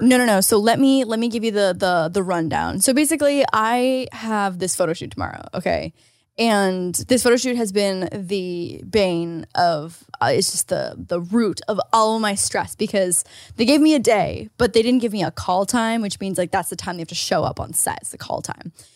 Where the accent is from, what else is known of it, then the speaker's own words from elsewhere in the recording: Canada; moved away; As a Canadian